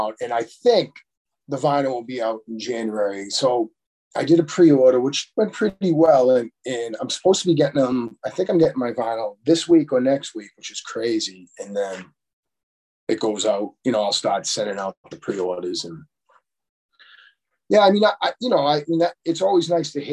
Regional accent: Quincy, Massachusetts, United States; when I was growing up in Quincy

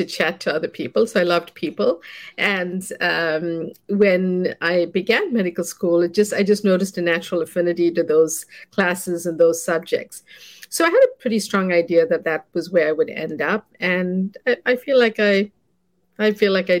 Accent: South Africa; also born or lived in South India; now in United States; I grew up in South Africa as a child, and I moved here to study.

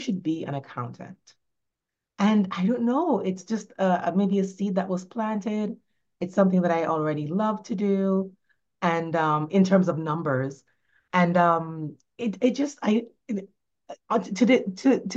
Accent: Jamaica; also born or lived in New York; now in Florida, United States; I grew up in Jamaica, in rural Jamaica

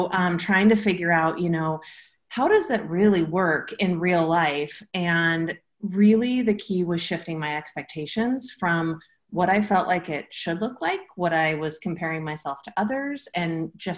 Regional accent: Portland, Oregon, United States; I'm from Portland, Oregon.

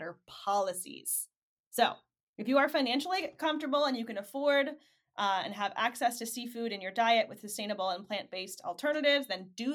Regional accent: Michigan, United States; I'm from Michigan

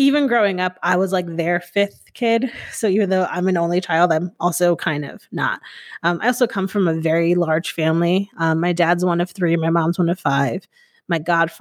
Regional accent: Hamden, Connecticut, United States; moved away as an adult; now in Austin, United States; I grew up in Hamden, Connecticut, born and raised in Connecticut, went to college there

